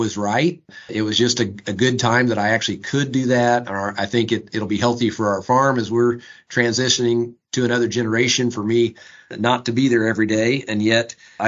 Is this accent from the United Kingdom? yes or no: no; Lebanon, Indiana, United States; I am a farmer from Boone County, Lebanon, farmed with my dad and my brother and as I grew up